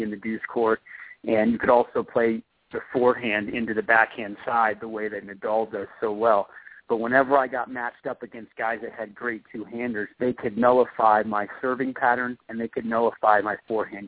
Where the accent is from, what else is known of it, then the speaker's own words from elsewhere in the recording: Colorado, United States; growing up in Colorado with my family